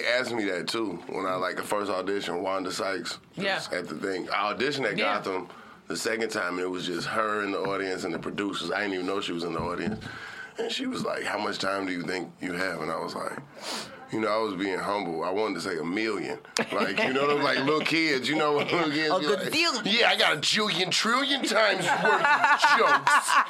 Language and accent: English; Atlanta, Georgia, United States; now in New York, United States; I'm from Atlanta.